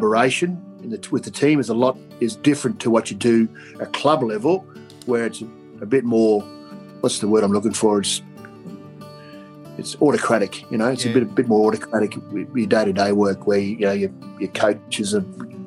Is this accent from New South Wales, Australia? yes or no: no; Queensland, Australia; I was born in Queensland